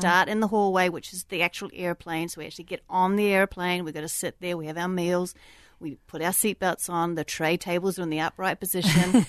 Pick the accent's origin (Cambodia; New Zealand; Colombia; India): New Zealand; moved away; also born or lived in Australia; I grew up in New Zealand